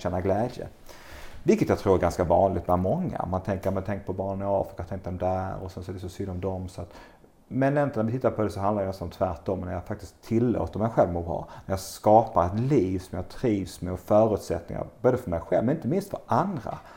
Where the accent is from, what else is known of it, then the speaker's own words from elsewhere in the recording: Bjärred, Skåne, Sweden; now in Långasjö, Sweden; Jag växte upp i Bjärred utanför Lund, nere i eh, Skåne då